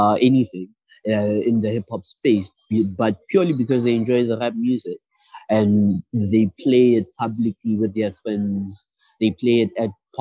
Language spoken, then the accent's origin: English; Pretoria, Gauteng, South Africa; first language Sesotho; English is a second language; from Pretoria, South Africa